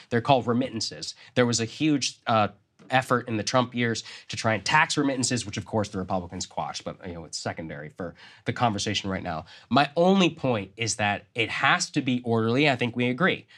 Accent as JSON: {"language": "English", "region": "Texas", "country": "United States", "tie": "born or raised there", "said": "my home state of Texas"}